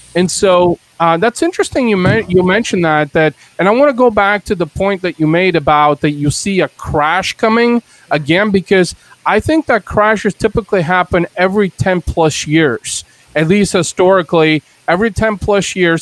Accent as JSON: {"language": "English", "country": "Bulgaria", "tie": "born or raised there", "moved": "yes", "lives_now": "United States", "said": "I was born in Bulgaria in Eastern Europe"}